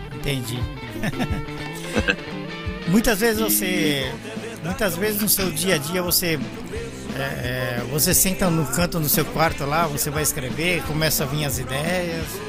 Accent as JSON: {"language": "Portuguese", "region": "São Paulo", "country": "Brazil", "also_born_or_lived": "Belo Horizonte", "moved": "yes", "said": "Eu sou de São Paulo"}